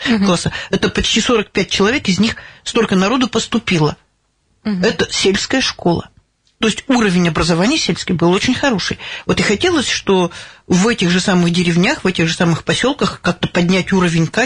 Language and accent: Russian; Davydova, Chelyabinsk Oblast, Russia; born there; Маленькая ваш... деревня Давыдова, да.